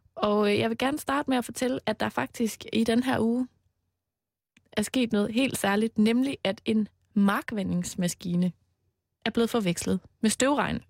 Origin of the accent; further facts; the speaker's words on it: Denmark; Jeg er jo fra Jylland